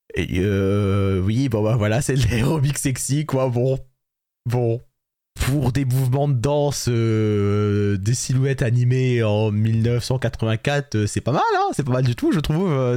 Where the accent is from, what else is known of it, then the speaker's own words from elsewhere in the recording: France; on est français